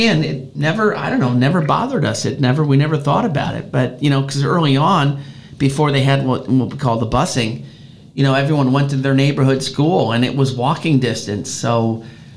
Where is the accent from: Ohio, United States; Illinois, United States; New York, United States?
Illinois, United States; Chicago; moved away; I grew up in Chicago